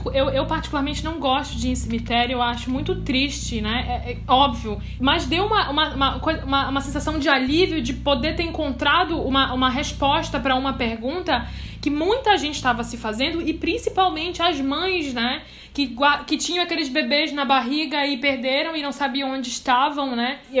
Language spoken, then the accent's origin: Portuguese; North Region, Brazil; Eu não sou de Roraima, mas eu sou do norte.